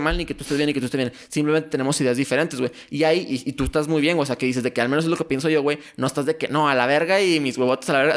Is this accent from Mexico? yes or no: yes; Torreón, Coahuila, Mexico; also born or lived in United States; somos de Torreón